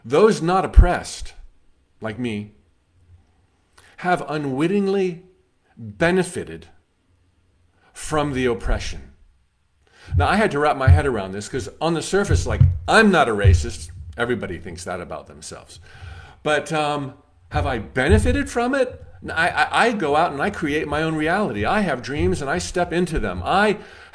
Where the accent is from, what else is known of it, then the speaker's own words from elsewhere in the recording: United States; as an American